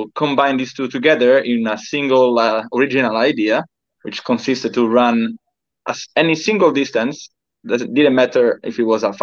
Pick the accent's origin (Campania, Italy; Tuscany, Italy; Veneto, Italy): Tuscany, Italy; Florence; moved away as an adult; also born or lived in United Kingdom; I'm from Italy. I'm precisely from Florence, Tuscany